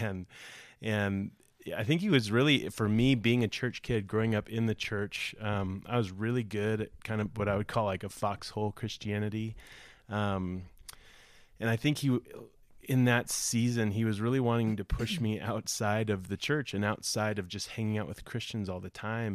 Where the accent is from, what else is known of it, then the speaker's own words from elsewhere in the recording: Broomfield, Colorado, United States; also born or lived in Los Angeles; I grew up here in Broom, the Broomfield area